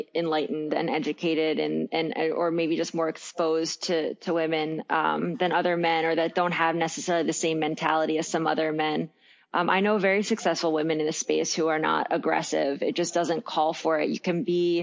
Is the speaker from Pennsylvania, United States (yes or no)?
yes; Villanova, Pennsylvania, United States; also born or lived in Philadelphia; I grew up in Villanova right outside the city